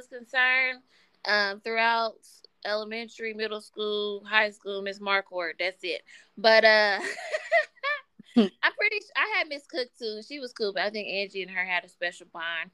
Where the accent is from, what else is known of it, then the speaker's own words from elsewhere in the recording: Wichita, Kansas, United States; also born or lived in Atlanta, Georgia; growing up in Wichita